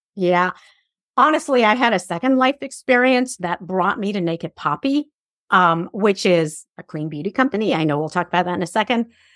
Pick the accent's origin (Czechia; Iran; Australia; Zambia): Iran; moved away; I grew up in Iran at a day and age where a lot of girls were raised to be married